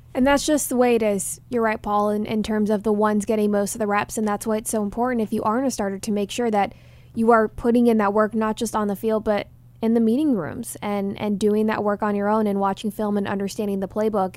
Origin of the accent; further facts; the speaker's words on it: Dallas, Texas, United States; growing up in Dallas